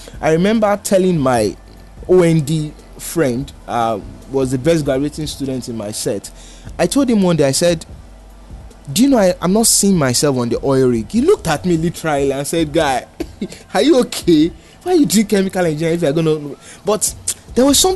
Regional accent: Lagos, Nigeria; I grew up in Oshodi.

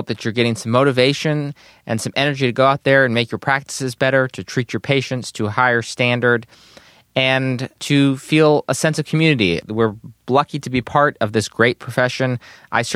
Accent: North Carolina, United States; I'm from North Carolina, where barbecue has a very specific definition

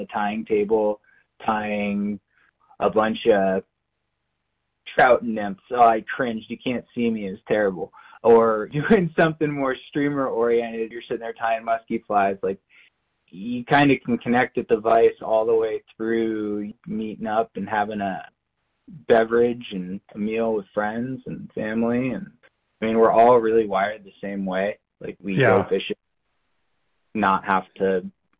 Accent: Wisconsin, United States; I grew up in Wisconsin

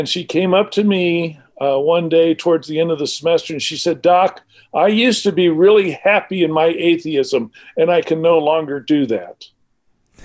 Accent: Arizona, United States; I grew up in Arizona.

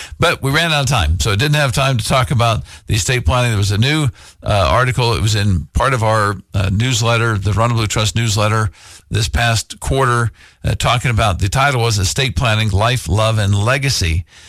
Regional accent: Uniontown, Pennsylvania, United States; also born or lived in Iowa; So I was born in Iowa. We moved to Western Pennsylvania, just south of Pittsburgh, a little town called Uniontown.

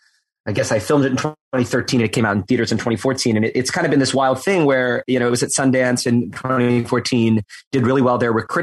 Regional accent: Edmonton, Alberta, Canada; moved away as an adult; I'm Canadian originally, and I grew up in Edmonton, Alberta, in Canada

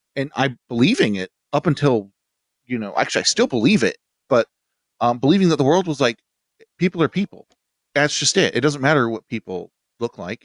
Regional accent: Utah, United States; I grew up in Utah

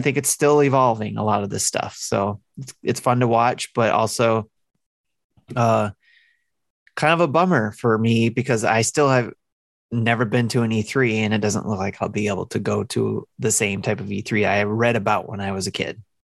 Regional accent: Detroit, Michigan, United States; I'm from the Motor City

